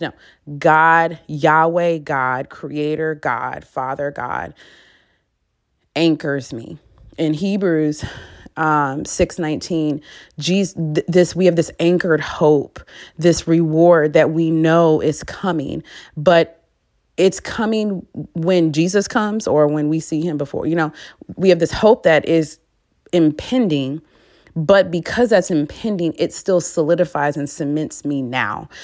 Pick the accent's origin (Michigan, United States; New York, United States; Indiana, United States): Michigan, United States; moved away as an adult; now in Dallas, United States; I'm from Michigan, so we have basements